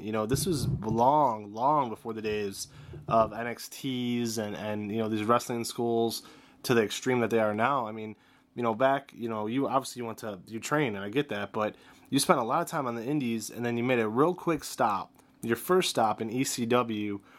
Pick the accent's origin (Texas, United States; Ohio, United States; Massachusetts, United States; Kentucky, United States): Ohio, United States; also born or lived in Cleveland; I'm here from Ohio too. I'm up here in Cleveland